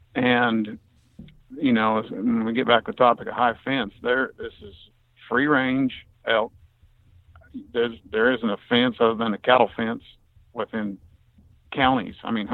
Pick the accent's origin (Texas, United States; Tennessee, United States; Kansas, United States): Kansas, United States; No, I'm from Kansas.